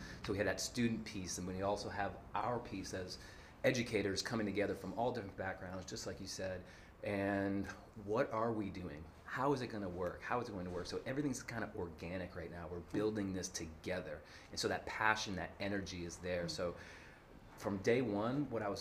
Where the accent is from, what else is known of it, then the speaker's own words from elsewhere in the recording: Boston, Massachusetts, United States; moved away as an adult; now in Sao Paulo, Brazil; Originally from Boston, Massachusetts, and happened to be back in Sao Paulo. I lived here for a few years